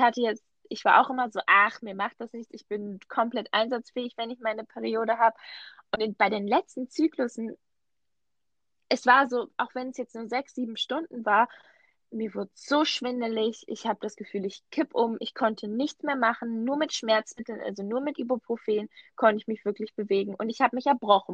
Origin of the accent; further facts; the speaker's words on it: Switzerland; Bei uns in der Schweiz